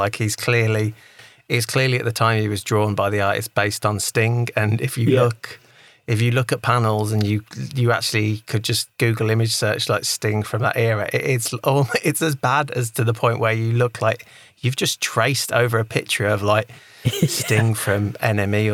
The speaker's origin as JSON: {"language": "English", "country": "United Kingdom", "said": "my bias as being British"}